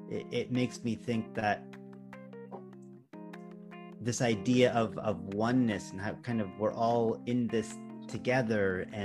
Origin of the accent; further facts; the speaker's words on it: Japan; now in Canada; Not that, oh, we're from Japan, but we're humans on this earth and we can share, you know, common values